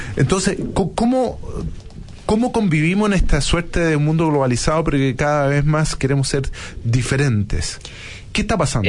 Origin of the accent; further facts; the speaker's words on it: Chile; los chilenos somos consistentes